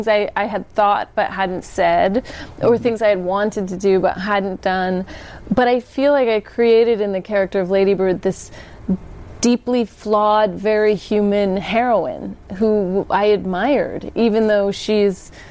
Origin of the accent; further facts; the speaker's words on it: Sacramento, California, United States; I grew up in Sacramento.